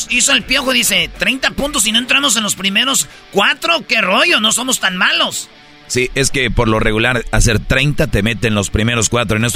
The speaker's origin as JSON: {"language": "Spanish", "town": "Monterrey", "region": "Nuevo León", "country": "Mexico", "said": "en Monterrey, ahorita te lo digo, como buen regio"}